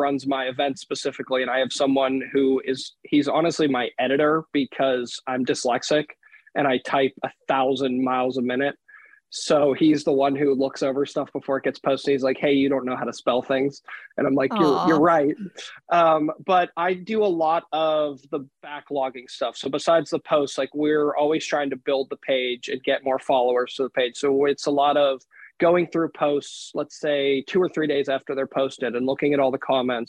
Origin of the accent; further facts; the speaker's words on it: Pittsburgh, Pennsylvania, United States; moved away as an adult; now in North Attleboro, United States; I'm originally from Pittsburgh, Pennsylvania. I currently live in North Attleboro, Massachusetts